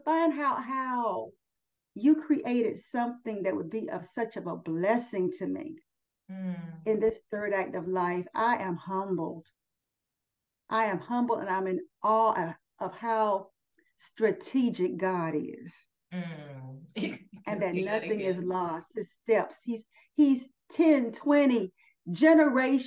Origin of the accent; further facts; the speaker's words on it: United States; I'm an American